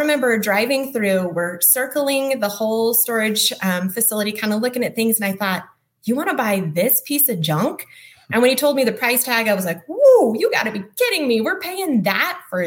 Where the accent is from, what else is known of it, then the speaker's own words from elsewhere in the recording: New Mexico, United States; I grew up in New Mexico. I'm a native New Mexican